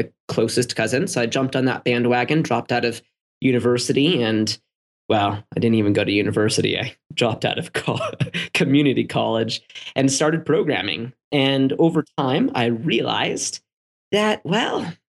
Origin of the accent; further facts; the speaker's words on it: San Diego, California, United States; I was born in San Diego.